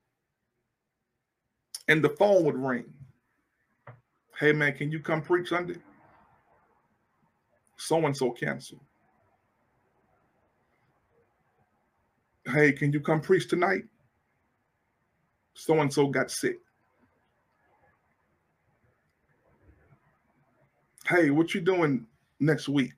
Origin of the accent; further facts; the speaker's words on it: Alexandria, United States; moved away as an adult; also born or lived in Port Arthur, Texas; now in Houston, United States; I'm from Alexandria, small country, small little town